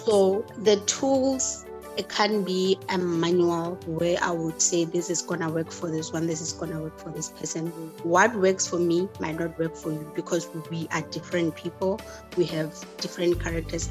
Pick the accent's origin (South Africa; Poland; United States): South Africa; Limpopo; now in Pretoria, South Africa; I'm from Limpopo, but I'm currently in Pretoria